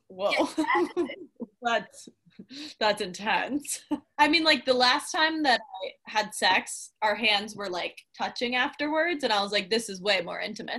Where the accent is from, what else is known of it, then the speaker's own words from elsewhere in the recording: the South, United States; I also wonder if, because we're from the South and people are just like nice to your face, that I'm like, I don't believe you